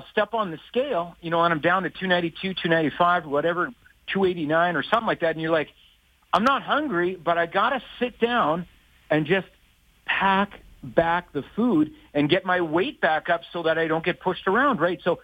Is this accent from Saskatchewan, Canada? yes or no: yes; Saskatoon, Saskatchewan, Canada; moved away; also born or lived in Calgary; I'm from Saskatoon, I'm from Saskatchewan